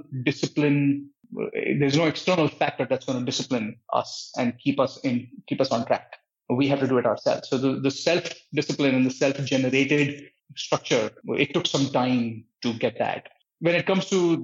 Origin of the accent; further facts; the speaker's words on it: New Delhi, Delhi, India; moved away as an adult; also born or lived in Patiala, India / Santa Cruz, California; now in United States; I was born and brought up in India, in New Delhi